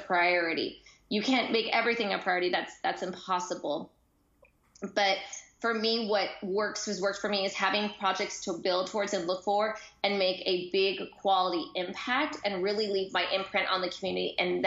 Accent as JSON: {"language": "English", "country": "United States", "also_born_or_lived": "Japan", "moved": "as an adult", "lives_now": "Italy", "said": "as Americans"}